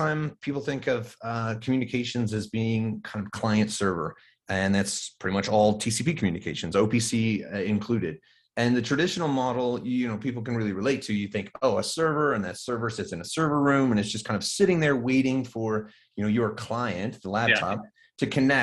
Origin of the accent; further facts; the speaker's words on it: Colorado, United States; So living in Colorado, growing up in Colorado, actually fourth generation Colorado kid